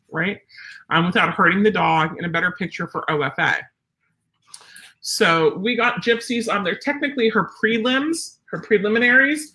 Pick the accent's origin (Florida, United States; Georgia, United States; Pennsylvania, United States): Pennsylvania, United States; I'm from Pennsylvania